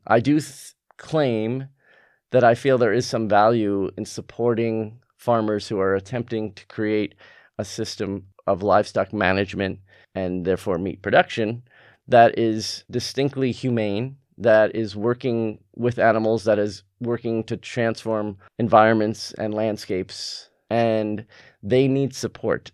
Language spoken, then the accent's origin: English; California, United States; moved away; also born or lived in North Carolina; I grew up in California